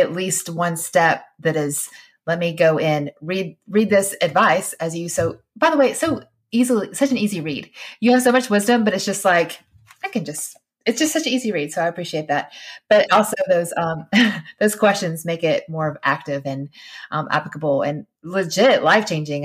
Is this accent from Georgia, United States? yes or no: yes; Georgia, United States; we would say we were Christians because we fr-, we're from Georgia